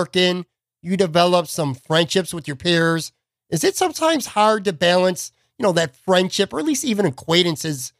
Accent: Buffalo, New York, United States; I grew up in Buffalo

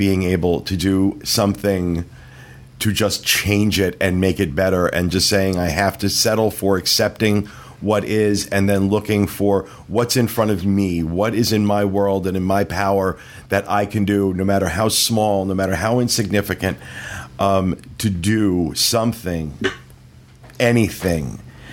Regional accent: United States; as an American

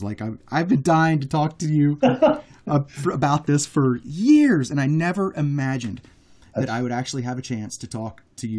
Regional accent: Fairbanks, Alaska, United States; I'm from Fairbanks

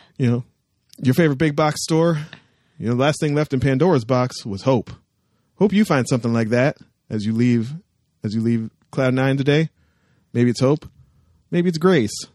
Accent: Canada; my hometown

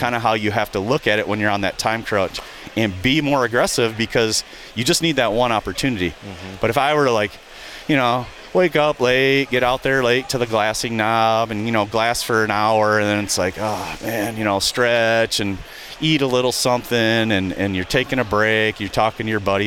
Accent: southern lower Michigan, United States; I grew up hunting here in Michigan, and in, in the southern lower portion of Michigan

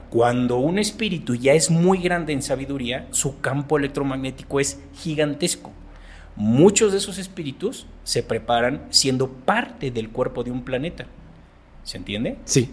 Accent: Mexico; soy mexicano, tengo 46 años

